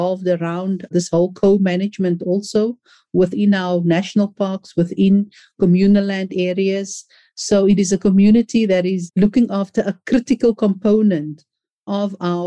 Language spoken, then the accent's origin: English; Cape Town, Western Cape, South Africa; Born and bred on the Cape Flats